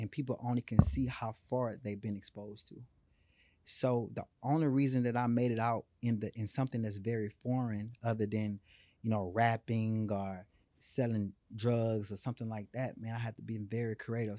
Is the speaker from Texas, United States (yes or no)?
yes; Houston, Texas, United States; I come from born and raised in Third Ward, you know, the capital of Houston